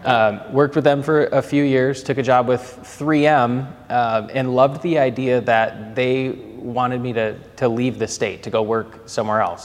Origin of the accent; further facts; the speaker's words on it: Minneapolis, Minnesota, United States; accent: Minnesotan; moved away as an adult; also born or lived in Atlanta; I grew up playing hockey in the Twin Cities